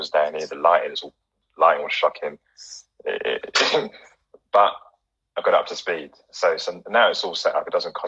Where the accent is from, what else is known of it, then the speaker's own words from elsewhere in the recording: Ghana; giving a nod to all fellow Ghanaians in the house right now.